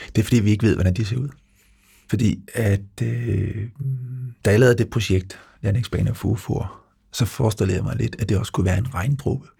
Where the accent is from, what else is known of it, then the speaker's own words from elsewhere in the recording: Lolland, Zealand, Denmark; Jeg står på en fodboldbane nede på Lolland, hvor jeg er vokset op